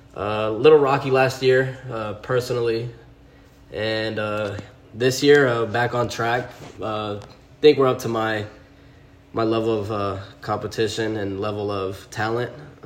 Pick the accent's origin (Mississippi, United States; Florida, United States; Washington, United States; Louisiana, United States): Florida, United States; Tampa; Well, I was born and raised in Tampa, Florida.